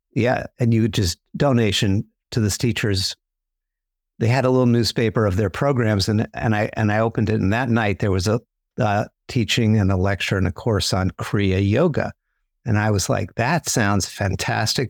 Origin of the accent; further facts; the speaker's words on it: New York City, New York, United States; I grew up in New York City